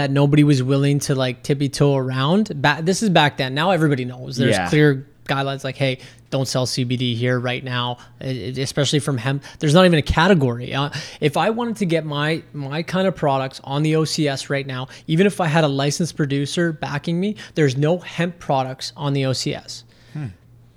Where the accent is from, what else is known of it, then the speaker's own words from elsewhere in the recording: Canada; being a Canadian